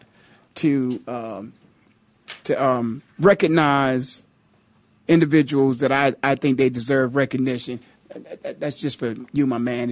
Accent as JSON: {"language": "English", "area": "Stark County", "region": "Ohio", "country": "United States", "said": "I'm from Stark County, Ohio."}